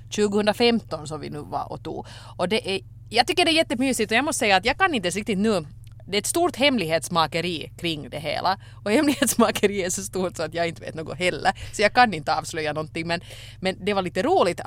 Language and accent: Swedish; Finland; när man kommer som finländare till Sverige